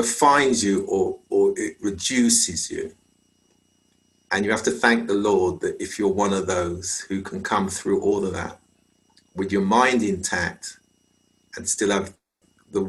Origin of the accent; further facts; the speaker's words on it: London, United Kingdom; I was born in London. My father came from Jamaica and my mother came from Montserrat. And so growing up in UK society, British society, as a Caribbean person